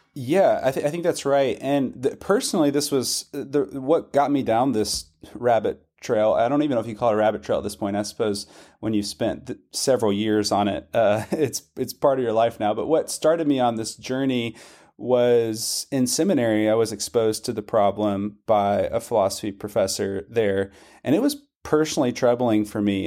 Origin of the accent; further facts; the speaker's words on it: Western Kentucky, United States; also born or lived in Scotland; I grew up in Western Kentucky. I've lived in Kentucky my whole life, except for the brief stint in Scotland